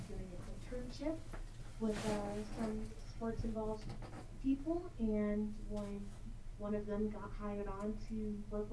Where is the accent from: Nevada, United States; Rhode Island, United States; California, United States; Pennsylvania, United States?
Nevada, United States; Las Vegas; I'm actually from Las Vegas, born and raised